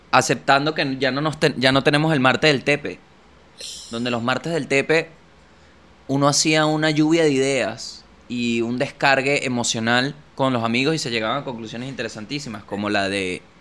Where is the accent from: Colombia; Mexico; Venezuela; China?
Venezuela; Siendo venezolano.